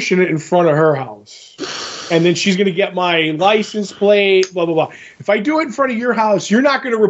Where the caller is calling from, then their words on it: Scranton, Pennsylvania, United States; We're calling from Scranton.